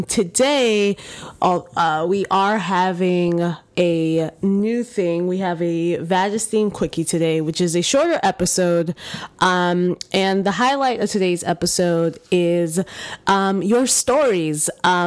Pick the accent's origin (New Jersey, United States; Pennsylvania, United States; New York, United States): New York, United States; born there; Both of my parents actually are from Haiti and immigrated to the United States in the 80s, and I was born in New York.